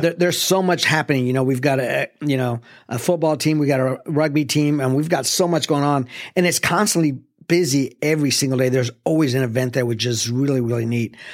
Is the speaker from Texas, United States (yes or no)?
yes; El Paso, Texas, United States; now in Arlington, United States; I grew up in the Lower Valley, uh, which is, you know, near Saleta.